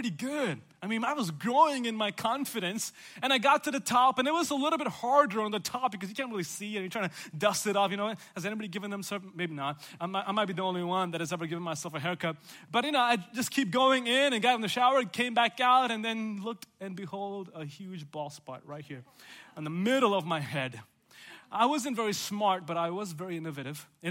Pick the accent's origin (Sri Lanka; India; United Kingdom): India; South India; also born or lived in Chicago, Illinois / Oklahoma; now in Chattanooga, United States; I grew up in South India